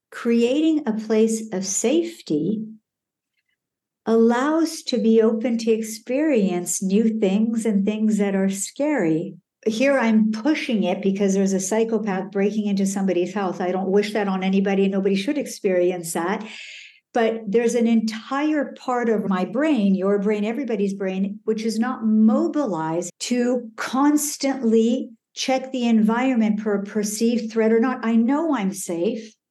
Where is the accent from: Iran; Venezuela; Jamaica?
Iran; born there; also born or lived in Canada / Colorado / France; I was born in Iran. I lived in Canada, uh, Colorado, uh, France.